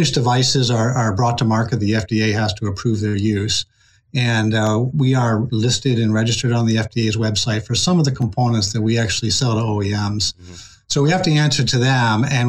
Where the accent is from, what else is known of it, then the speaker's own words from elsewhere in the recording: Rhode Island, United States; moved away as an adult; also born or lived in Wallingford, Connecticut; now in Massachusetts, United States; Rhode Island is the place where I kind of, my formative years, where I grew up and enjoyed the Narragansett Bay